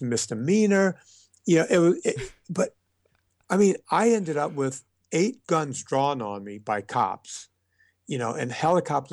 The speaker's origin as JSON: {"language": "English", "town": "Donaldsonville", "region": "Louisiana", "country": "United States", "moved": "as an adult", "lives_now": "Los Angeles, United States", "said": "I was from Louisiana"}